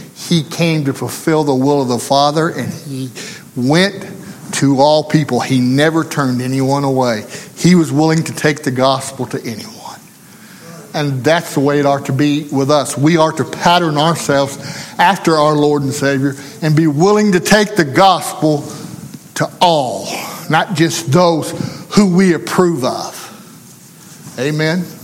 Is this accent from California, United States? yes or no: no; Arkansas, United States; didn't matter to him that I come from Arkansas. Didn't matter that I come from the country